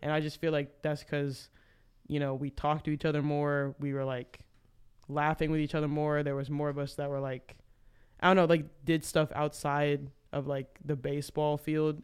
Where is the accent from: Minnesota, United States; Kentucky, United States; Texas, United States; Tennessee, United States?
Tennessee, United States; Memphis; I am from Memphis